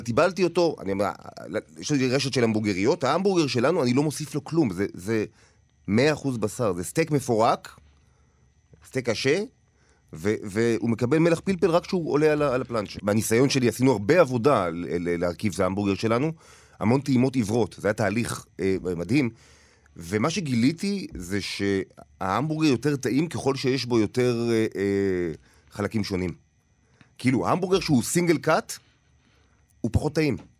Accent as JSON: {"language": "Hebrew", "town": "Tel Aviv", "region": "Tel Aviv District", "country": "Israel", "tie": "born or raised there", "also_born_or_lived": "Paris", "said": "נולדתי לא רחוק, ב- בתל אביב, ליד, אה, כיכר המדינה"}